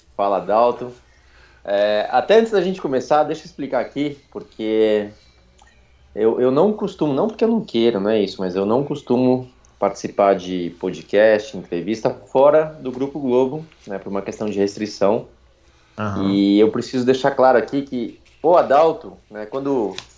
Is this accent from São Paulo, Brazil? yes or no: yes; São Paulo, Brazil; Meu pai tinha uma gráfica na, na Moca, onde eu nasci, de onde, de onde eu venho